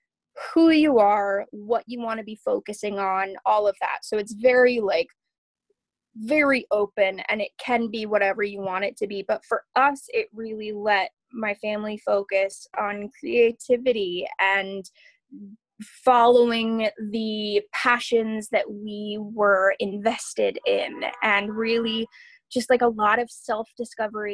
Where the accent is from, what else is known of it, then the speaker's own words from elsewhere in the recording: Camano Island, Washington, United States; I grew up on Camano Island, which is an island that's part of the San Juans in Washington State